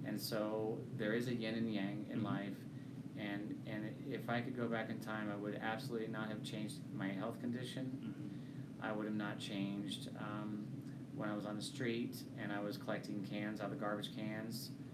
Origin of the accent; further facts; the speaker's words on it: Kansas, United States; I'm from Kansas and I'm a good young man.